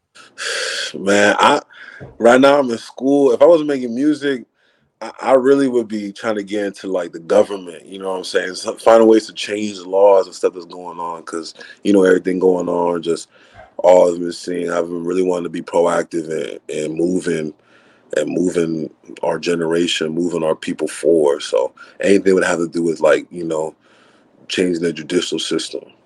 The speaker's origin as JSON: {"language": "English", "town": "Acworth", "region": "Georgia", "country": "United States", "tie": "born or raised there", "also_born_or_lived": "Atlanta, Georgia", "said": "I'm originally from uh, Atlanta, Georgia. Grew up in Acworth, Georgia."}